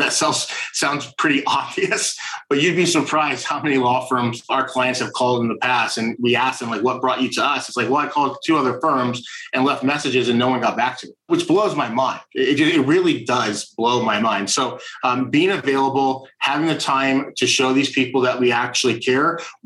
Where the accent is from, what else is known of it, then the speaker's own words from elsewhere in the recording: Indiana, United States; now in Orange County, United States; I'm originally from Indiana